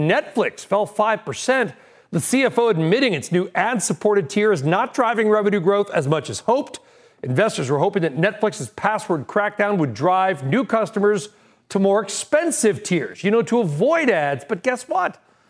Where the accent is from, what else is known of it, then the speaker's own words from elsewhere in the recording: Texas, United States; as a Texan